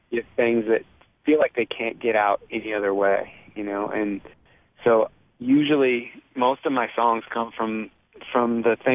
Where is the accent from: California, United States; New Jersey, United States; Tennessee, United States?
California, United States; also born or lived in Boston / Virginia; So I was born in California, uh, lived there for five years, then moved to Boston for seven years, and moved to Virginia for four years, then moved back to California